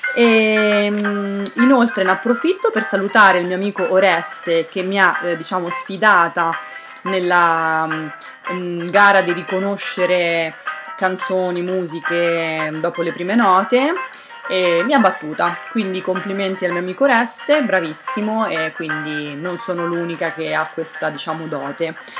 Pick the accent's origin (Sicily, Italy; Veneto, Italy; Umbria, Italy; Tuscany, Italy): Umbria, Italy; Terni; moved away; also born or lived in Basilicata (grandparents) / northern Italy; sono cresciuta a Terni